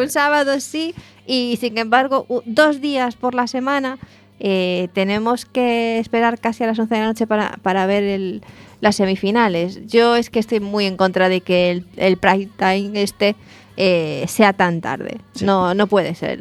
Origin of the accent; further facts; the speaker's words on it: Lugo, Galicia, Spain; now in A Coruña, Spain; yo que soy de Lugo